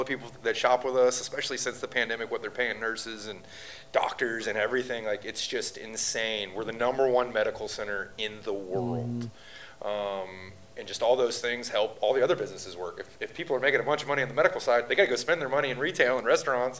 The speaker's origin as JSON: {"language": "English", "town": "Fort Worth", "region": "Texas", "country": "United States", "tie": "born or raised there", "moved": "as an adult", "lives_now": "Houston, United States", "said": "I grew up in Fort Worth."}